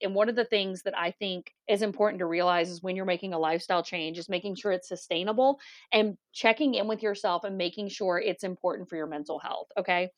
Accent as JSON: {"language": "English", "region": "Louisiana", "country": "United States", "said": "we are from Louisiana"}